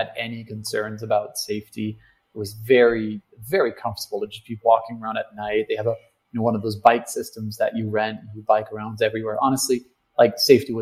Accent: Germany; moved away; I went back to Germany

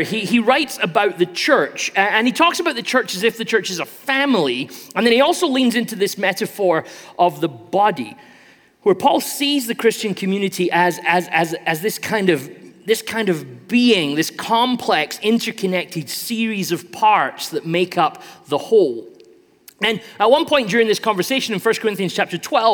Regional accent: United Kingdom; I'm British, so I play a lot of soccer

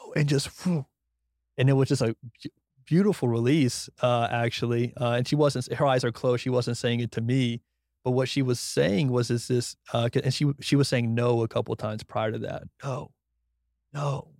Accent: Brunswick, Georgia, United States; moved away as an adult; now in Austin, United States; from Brunswick, Georgia, who went to F S U

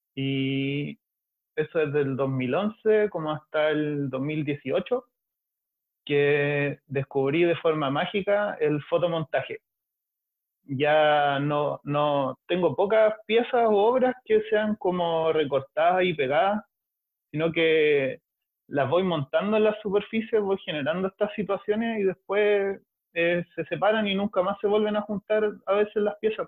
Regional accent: Valparaíso, Chile; Soy de Valpo

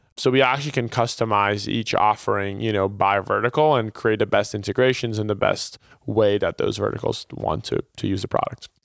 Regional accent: Brazil; moved away as an adult; now in United States; I was, uh, originally born and raised in Brazil

